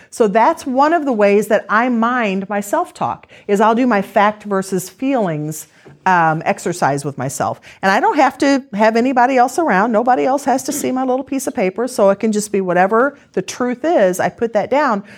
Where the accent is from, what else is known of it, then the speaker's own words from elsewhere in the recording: Missouri, United States; we're from Missouri